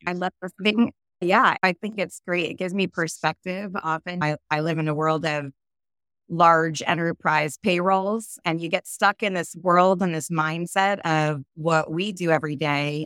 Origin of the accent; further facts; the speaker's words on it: New York, United States; now in California, United States; I'm originally from New York. I started out there and eventually I landed in oh, California.